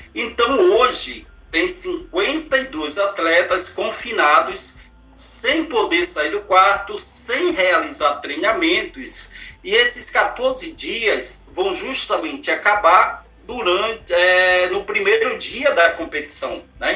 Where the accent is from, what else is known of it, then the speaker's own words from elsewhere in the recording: Natal, Rio Grande do Norte, Brazil; now in Rio de Janeiro, Brazil; não esqueço do bairro de Mãe Luísa, onde eu nasci, onde é muito mais conhecido pela criminalidade e violência, mas eu saí dali com muito orgulho, sou de Natal, sou do Nordeste do Brasil